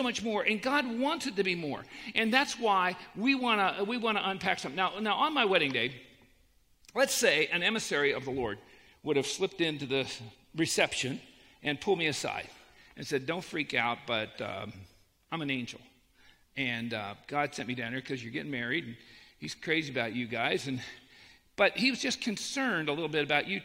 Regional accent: Annapolis, Maryland, United States; I grew up in Annapolis, Maryland. Well, I moved there when I was 10

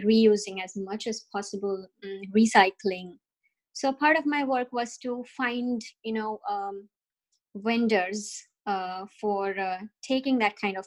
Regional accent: India; moved away as an adult; also born or lived in New Jersey, United States; now in Canada; I come from India.

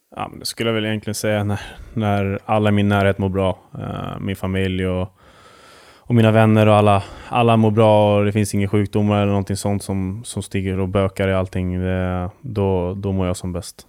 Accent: Huddinge, Stockholm County, Sweden; moved away as an adult; also born or lived in Västerås / Mora; jag var hemma i Huddinge första året

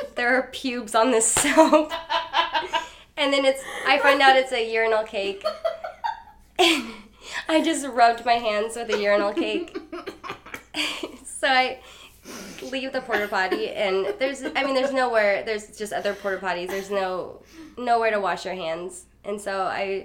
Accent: North Platte, Nebraska, United States; I'm from Nebraska, and from Western Nebraska in a place called North Platte

